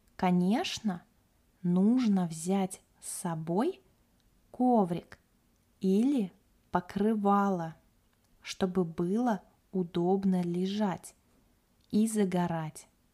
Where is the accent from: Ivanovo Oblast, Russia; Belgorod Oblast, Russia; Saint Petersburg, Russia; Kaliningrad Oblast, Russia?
Kaliningrad Oblast, Russia; moved away as an adult; also born or lived in Moscow; now in Yalta; Я родилась и выросла в Калининградской области – на берегу Балтийского моря.